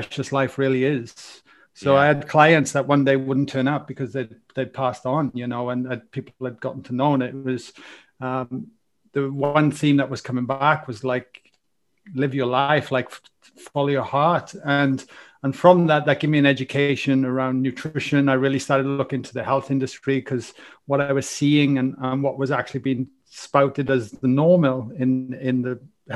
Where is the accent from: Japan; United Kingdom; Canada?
United Kingdom; Wales; accent: Welsh; now in Australia; I've got a Welsh accent, so I come from Wales.